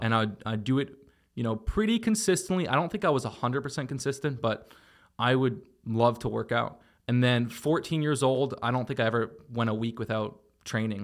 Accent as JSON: {"language": "English", "town": "Toronto", "region": "Ontario", "country": "Canada", "tie": "born or raised there", "also_born_or_lived": "Miami", "moved": "yes", "said": "I was from Toronto and I just, you know, most of my childhood memories were playing sports and video games"}